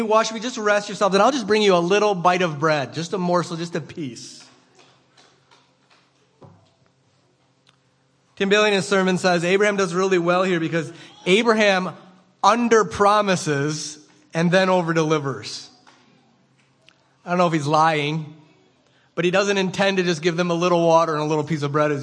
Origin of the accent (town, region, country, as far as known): United States; also born or lived in Rhinelander, Wisconsin